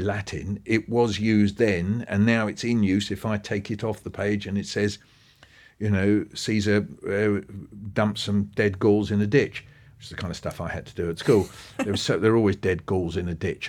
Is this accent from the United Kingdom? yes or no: yes; Pinner, London, United Kingdom; So where I grew up in Pinner in northwest London, we were surrounded with bungalows.